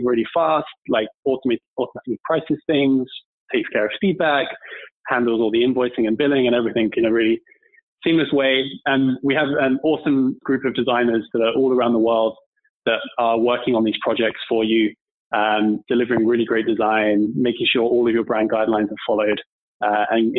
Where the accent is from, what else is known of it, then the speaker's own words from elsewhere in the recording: United Kingdom; So I'm from the UK, as you can probably tell from my accent.